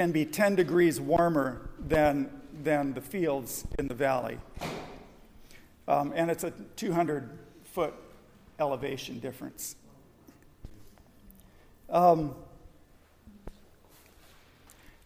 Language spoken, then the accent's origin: English; Southern California, United States; I grew up in Southern California